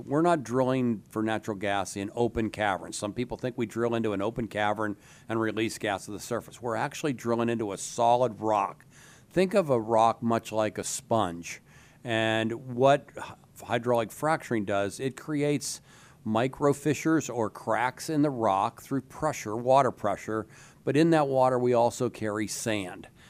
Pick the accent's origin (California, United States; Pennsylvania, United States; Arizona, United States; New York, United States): Pennsylvania, United States; DuBois; I grew up in Du Bois, about a hundred and forty miles north, a little bit west of, uh, Harrisburg